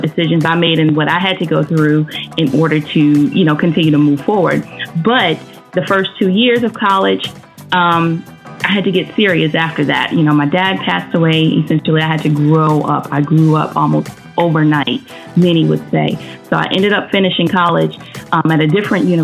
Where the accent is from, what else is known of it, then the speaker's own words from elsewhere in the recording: Maryland, North Carolina, United States; I grew up in Maryland for like the first, 10 years of my life. And a lot of stuff transpired in Maryland. In Maryland, once we moved from there, we moved back to North Carolina